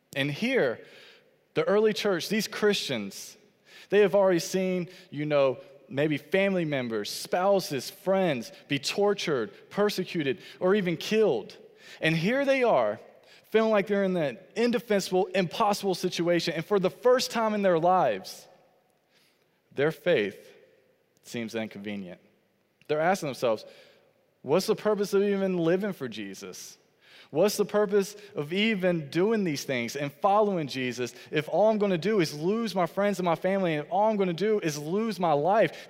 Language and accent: English; Fayetteville, North Carolina, United States; I grew up in Fayetteville, North Carolina